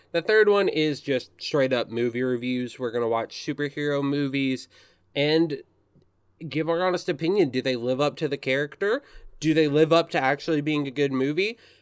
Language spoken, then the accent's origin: English; Searcy, Arkansas, United States; I was born and raised in Searcy, Arkansas